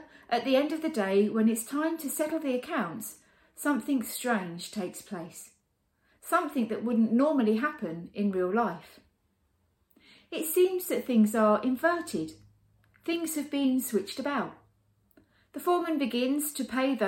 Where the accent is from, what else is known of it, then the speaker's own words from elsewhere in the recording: United Kingdom; Being British